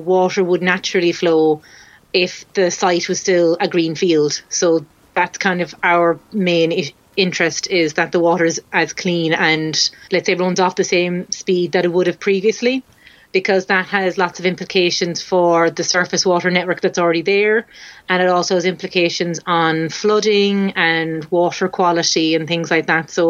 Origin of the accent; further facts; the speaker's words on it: Cork, Munster, Ireland; now in Dublin, Ireland; I'm from Cork, which is the very south of Ireland.